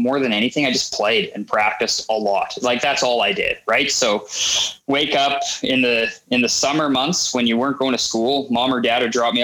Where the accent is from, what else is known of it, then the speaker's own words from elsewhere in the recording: Winnipeg, Manitoba, Canada; I grew up in Winnipeg